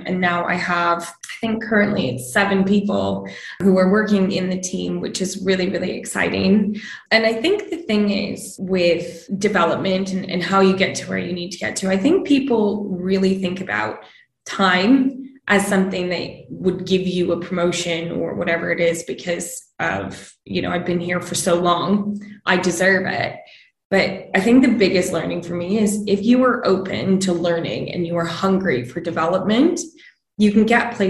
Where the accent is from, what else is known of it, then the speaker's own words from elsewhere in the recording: Canada; moved away as an adult; now in London, United Kingdom; So I grew up in Canada, as you can probably tell by the accent.